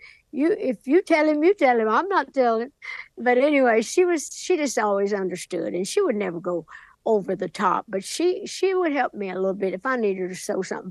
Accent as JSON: {"language": "English", "area": "Sevier County", "region": "Tennessee", "country": "United States", "tie": "born or raised there", "said": "back home in Sevier County, Tennessee, my hometown"}